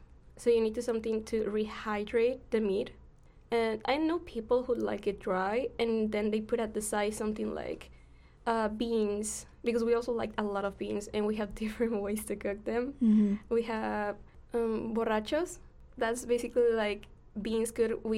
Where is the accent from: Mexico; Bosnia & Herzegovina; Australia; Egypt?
Mexico; Monterrey, Nuevo León; also born or lived in Brazil / New Jersey; now in United States; I'm from Monterrey, Mexico, originally, but I live currently most of my life also in Brazil, and then besides that, I was living in New Jersey before I came here